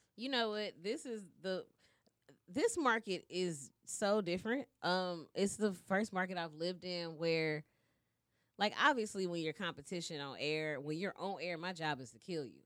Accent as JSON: {"language": "English", "town": "Shreveport", "region": "Louisiana", "country": "United States", "moved": "as an adult", "lives_now": "Dallas, United States", "said": "I'm from Shreveport"}